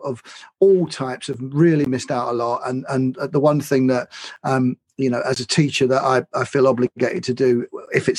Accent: London, United Kingdom; I'm a Londoner. I love London

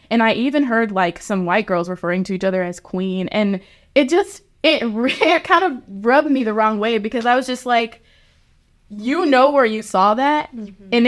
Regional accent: Japan; I was raised in Japan for a good bit of my life, and I was able to see just how different cultures come together and celebrate each other.

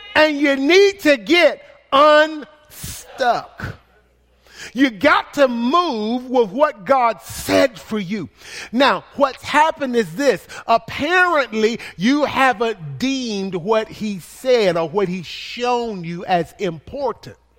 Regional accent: the South, United States; accent: country; I am from the South

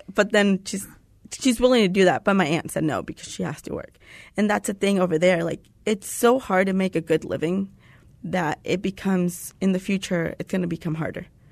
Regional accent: Tucson, Arizona, United States; moved away as an adult; now in Phoenix, United States; I'm from Tucson

